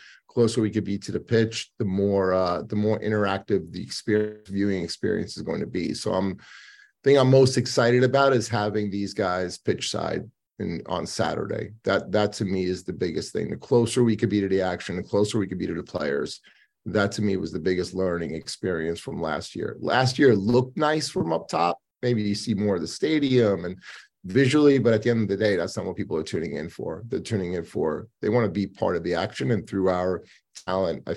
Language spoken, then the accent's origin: English; United States; as an American living in America